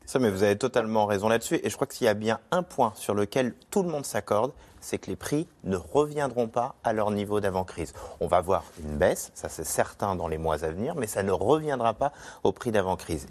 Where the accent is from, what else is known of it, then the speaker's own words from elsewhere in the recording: Nantes, Pays de la Loire, France; je viens de Nantes